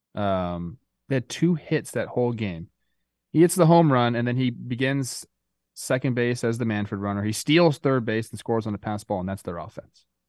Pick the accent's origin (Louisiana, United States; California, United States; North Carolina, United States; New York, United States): California, United States; Los Angeles; like my hood. I was born in West Hills